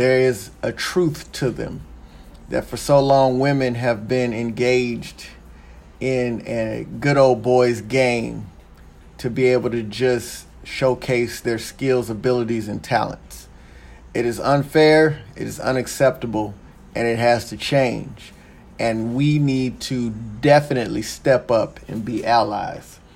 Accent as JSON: {"language": "English", "region": "Texas", "country": "United States", "moved": "yes", "said": "I am originally from Texas"}